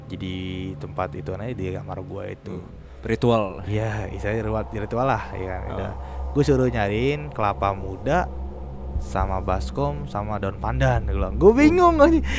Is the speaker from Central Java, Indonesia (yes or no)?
yes; Central Java, Indonesia; daerah gua Jawa Tengah akhirnya pulang kampung ke daerah gua ya kan